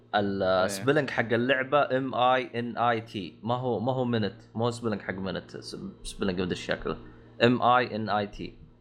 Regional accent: Saudi Arabia; عندنا بالسعوديه

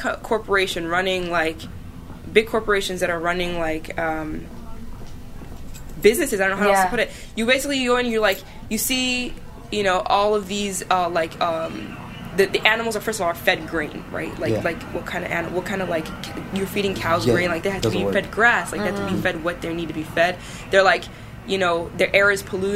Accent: Sudan; now in United States; I'm from originally from Sudan

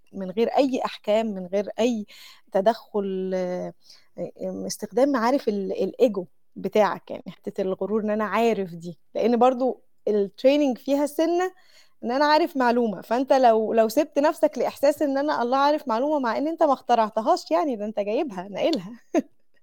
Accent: Mansoura, Dakahlia, Egypt; moved away as an adult; now in Saudi Arabia; عندنا في المنصوره

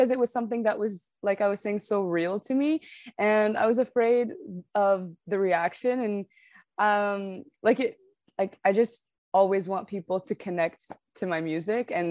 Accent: Canada; also born or lived in Morocco; Yeah, so I was born in Morocco, um, but I moved to Canada at a very young age. But nonetheless, I still grew up in a very Moroccan household because both my parents were Moroccan. And I spoke Arabic at home and French at home.

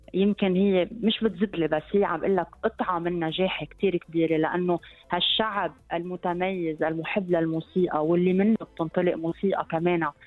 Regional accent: Lebanon

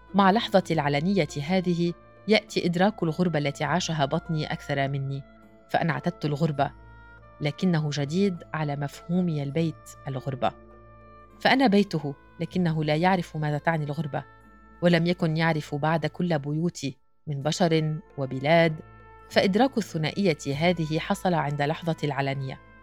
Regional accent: Acre, Northern District, Israel; moved away as an adult; مدينتي والبحر القريب من بيت اهلي

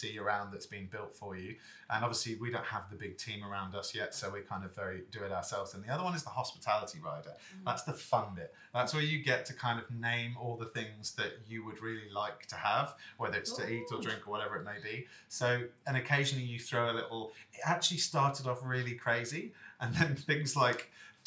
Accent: England, United Kingdom; moved away; as English guys that have lived here

